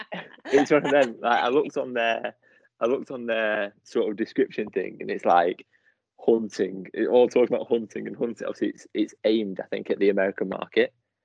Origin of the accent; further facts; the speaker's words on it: Manchester, North West England, United Kingdom; We get it. I'm from Manchester.